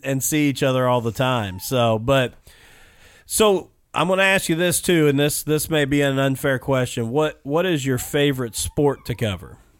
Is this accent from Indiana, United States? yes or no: yes; Mitchell Bedford area, Indiana, United States; growing up in the Mitchell Bedford area